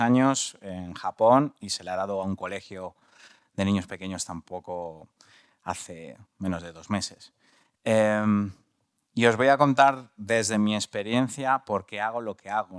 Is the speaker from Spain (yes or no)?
yes; Madrid, Community of Madrid, Spain; me fui de la Lipa, una, un barrio completamente bastante violento, sigue siendo un pelín violento en, de los, en los barrios de Madrid.